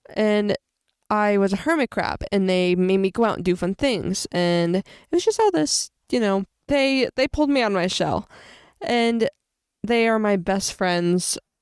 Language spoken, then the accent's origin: English; Springfield, Illinois, United States; I was born and raised in Springfield, Illinois.